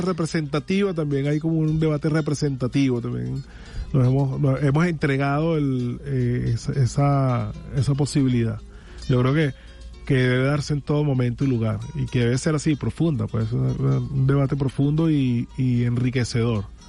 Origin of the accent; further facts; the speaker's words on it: Venezuela; como venezolanos